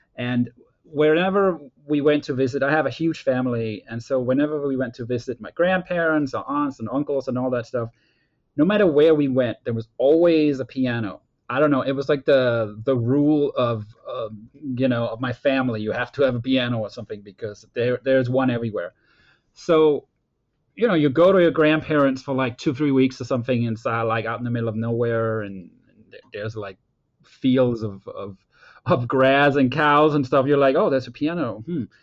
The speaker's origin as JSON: {"language": "English", "country": "Denmark", "tie": "born or raised there", "also_born_or_lived": "Copenhagen, Denmark / Boston, United States", "moved": "as an adult", "said": "me growing up in Denmark"}